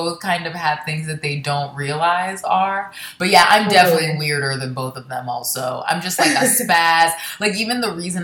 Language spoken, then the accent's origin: English; Jacksonville, Florida, United States; moved away; also born or lived in Baltimore, Maryland; I was born in Baltimore, but I grew up in Florida